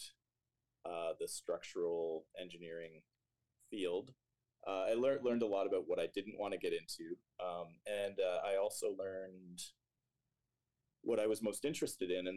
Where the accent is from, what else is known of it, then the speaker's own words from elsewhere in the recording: Stouffville, Ontario, Canada; also born or lived in Waterloo, Ontario; now in Toronto, Canada; I grew up in Stouffville, went to high school there.